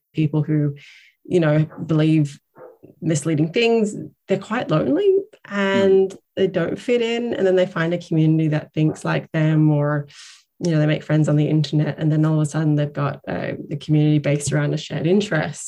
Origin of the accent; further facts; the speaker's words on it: Northern Rivers, New South Wales, Australia; moved away as an adult; now in Ireland; my home state, the Northern Rivers around Byron